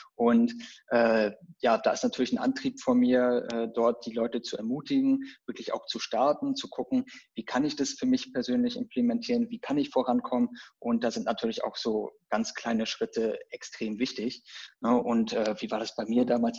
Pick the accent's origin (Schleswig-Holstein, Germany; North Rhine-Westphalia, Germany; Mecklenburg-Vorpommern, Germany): Mecklenburg-Vorpommern, Germany; Rostock; now in Berlin, Germany; ich komme ja so ursprünglich, bevor ich nach Berlin gezogen bin, äh, komme ich so aus dem Norden, von der Küste, Rostock, so die Region.